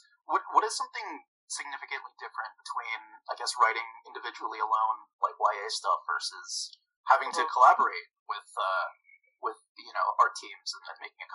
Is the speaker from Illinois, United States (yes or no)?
no; New Jersey, United States; I'm from Jersey